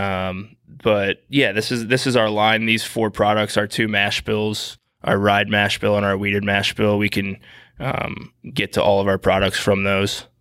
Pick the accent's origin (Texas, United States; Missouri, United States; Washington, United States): Missouri, United States; St. Louis; moved away; Saint Louis, born and raised, uh, my hometown